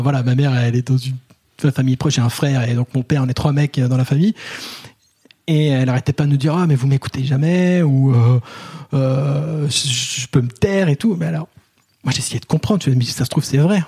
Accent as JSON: {"language": "French", "town": "Paris", "region": "Île-de-France", "country": "France", "said": "en tant que Parisien blanc grand"}